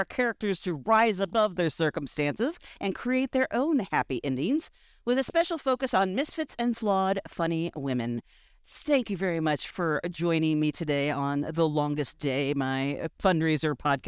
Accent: small town southwest of St. Louis, Missouri, United States; also born or lived in Kansas City; now in Los Angeles, United States; I grew up in a small town about an hour southwest of St. Louis in Missouri.

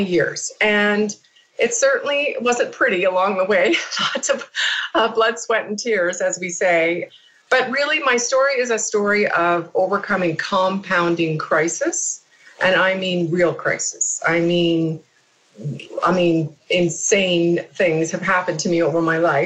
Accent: Canada; now in United States; I'm Canadian, living in the U.S.

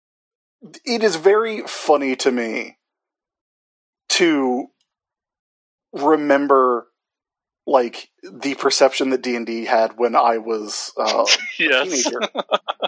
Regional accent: South Carolina, United States; growing up in South Carolina

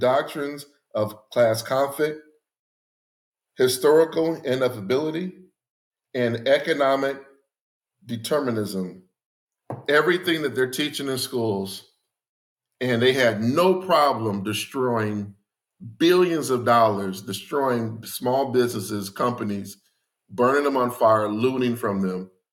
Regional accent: Gary, Indiana, United States; growing up in Gary

